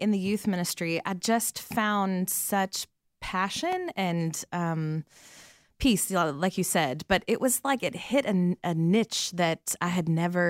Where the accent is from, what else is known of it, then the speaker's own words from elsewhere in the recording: Atlanta, Georgia, United States; moved away as an adult; also born or lived in Birmingham, Alabama; now in South Africa; I'm originally from Atlanta.